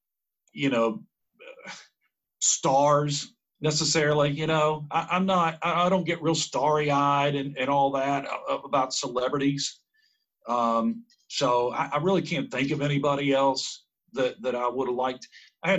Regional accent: Glenville, West Virginia, United States; now in Huntington, United States; growing up in Central West Virginia

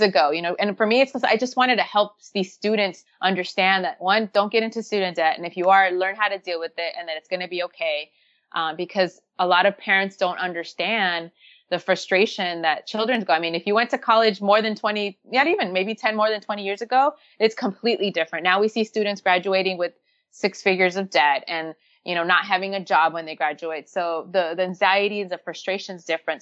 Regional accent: Los Angeles, California, United States; growing up in Los Angeles

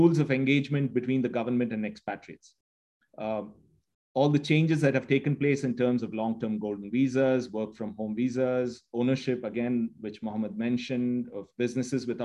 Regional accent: India; moved away as an adult; now in United Arab Emirates; I'm Indian at heart, but an Emirati in the mind.

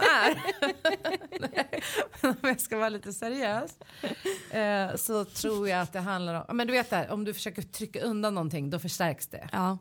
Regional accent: Stockholm, Stockholm County, Sweden; also born or lived in Solna; Jag är från Kista och Solna

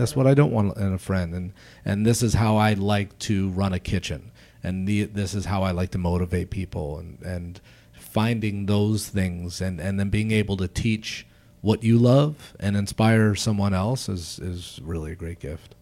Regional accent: Baltimore, Maryland, United States; now in Chicago, United States; I'm from Baltimore originally

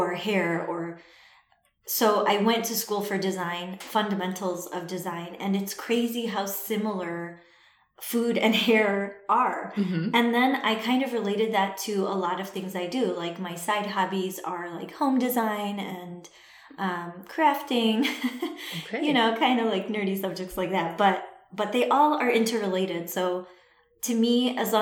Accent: Chicago, Illinois, United States; first language Assyrian Neo-Aramaic; I'm from Chicago. I was born and raised in Chicago

